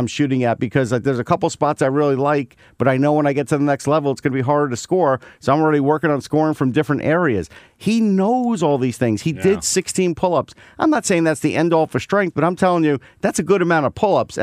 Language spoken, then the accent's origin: English; New York, United States; I grew up in New York.